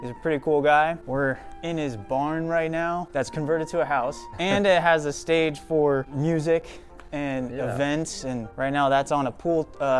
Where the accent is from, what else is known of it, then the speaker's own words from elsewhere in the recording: California, United States; Yeah, I'm California, so.